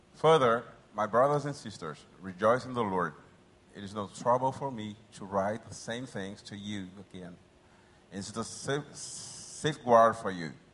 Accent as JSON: {"language": "English", "country": "United States", "moved": "as an adult", "lives_now": "Brazil", "said": "I'm a missionary. I'm not from Brazil. I'm from the United States"}